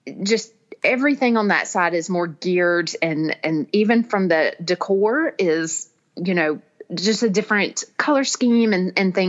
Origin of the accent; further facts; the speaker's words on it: Birmingham, Alabama, United States; Birmingham, which is my hometown